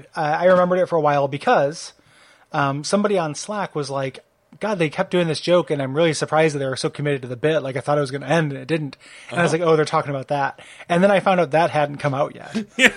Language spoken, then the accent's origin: English; Midwest, United States; born or raised there